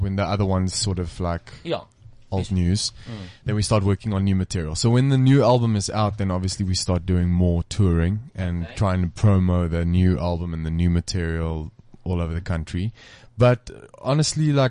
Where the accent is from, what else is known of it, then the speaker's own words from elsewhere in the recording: Alberton, Gauteng, South Africa; I'm from Alberton. Okay, I'm from LA originally, Lower Alberton.